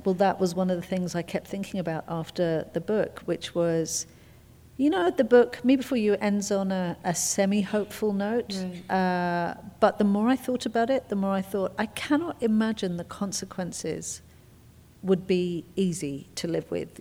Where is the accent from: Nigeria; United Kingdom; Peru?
United Kingdom; England; I'm English.